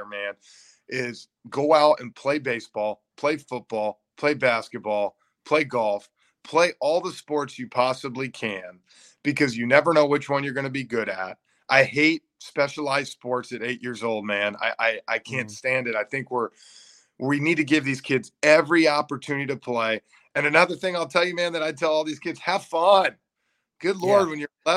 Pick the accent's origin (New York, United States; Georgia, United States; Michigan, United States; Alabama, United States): Georgia, United States; Atlanta; I'm from Atlanta